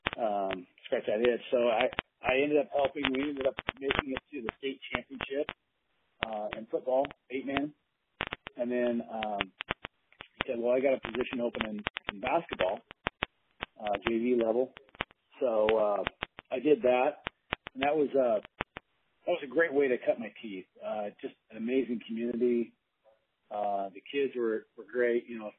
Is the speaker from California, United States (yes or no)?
no; Tillamook, Oregon, United States; also born or lived in Madras, Oregon; I I grew up here in Tillamook